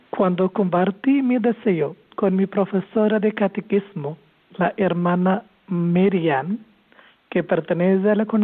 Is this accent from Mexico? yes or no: no; Kerala, India; now in Tarragona, Spain; Sí, soy de la India, soy de Kerala